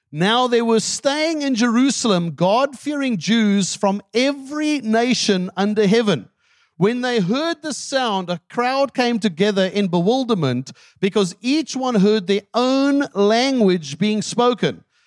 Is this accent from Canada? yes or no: no; South Africa; English is a second language; moved away; my wife lived with me in South Africa for ten years. And she still does not have a grasp of my native tongue